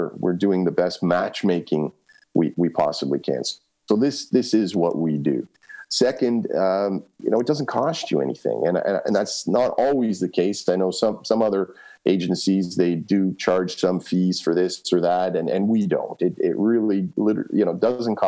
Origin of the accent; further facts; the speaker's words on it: Canada; I'm a kid from Canada who just got off a plane 2 hours ago